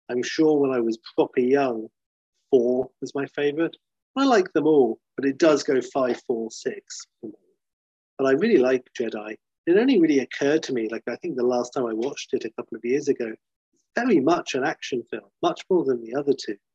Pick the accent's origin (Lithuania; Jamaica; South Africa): South Africa; I was born in 1980 in South Africa. So I grew up in a town that only had one cinema, didn't have a cinema, and only a drive